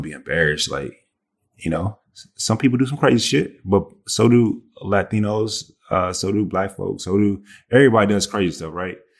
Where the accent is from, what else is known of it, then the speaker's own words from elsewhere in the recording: the South, United States; I'm from the South. I say, "Yes, ma'am, no, ma'am, yes, sir, no, sir."